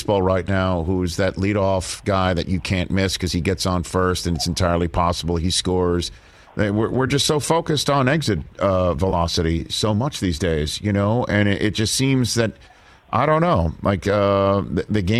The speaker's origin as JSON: {"language": "English", "town": "New York City", "region": "New York", "country": "United States", "tie": "born or raised there", "said": "I was born in Brooklyn"}